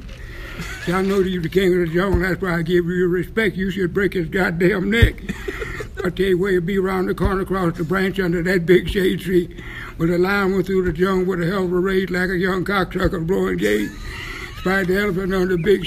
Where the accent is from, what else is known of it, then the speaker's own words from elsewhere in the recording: Oklahoma, United States; moved away; also born or lived in Japan; as a kid growing up in Strangetown, Oklahoma, in the country